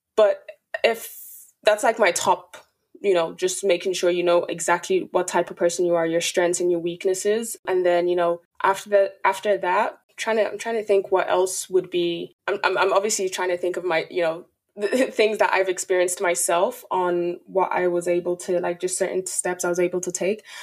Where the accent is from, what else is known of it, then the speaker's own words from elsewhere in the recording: Dublin, Leinster, Ireland; also born or lived in Nigeria; I'm from Dublin, Ireland